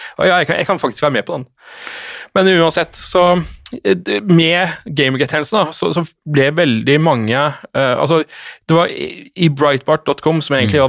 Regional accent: Norway; jeg som nordmann

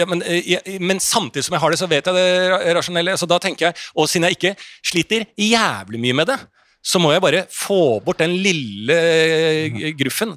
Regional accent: Bærum, Akershus, Norway; jeg vokste opp i Bærum

